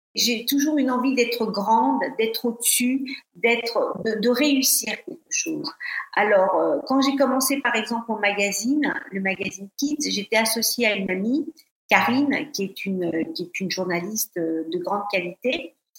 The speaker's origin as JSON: {"language": "French", "town": "Paris", "region": "Île-de-France", "country": "France", "also_born_or_lived": "Côte d'Azur / London / Denmark", "moved": "as an adult", "said": "en tant que Parisienne arrivée sur la Côte d'Azur"}